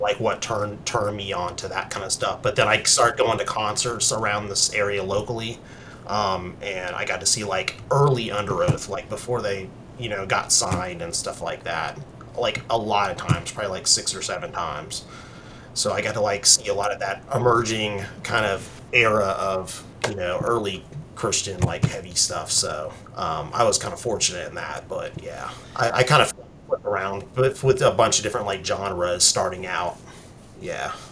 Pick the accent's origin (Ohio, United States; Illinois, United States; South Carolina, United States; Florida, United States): South Carolina, United States; Charleston; I am from the Charleston, South Carolina area. Um, I've lived here most of my life.